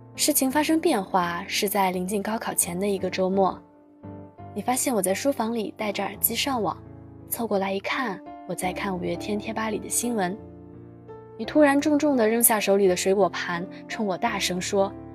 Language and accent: Chinese; Dalian, Liaoning, China; moved away as an adult; now in Nanjing, China; 来自辽宁大连